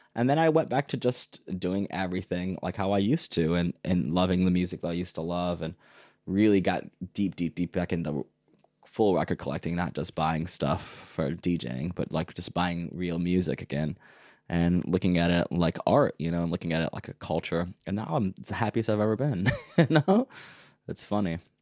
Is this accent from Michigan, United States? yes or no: yes; Detroit, Michigan, United States; moved away as an adult; now in Berlin, Germany; growing up in Detroit